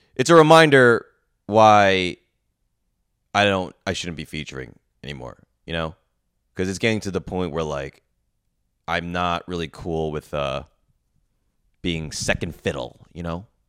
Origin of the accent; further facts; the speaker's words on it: New York, United States; I'm this New York guy coming into the, the south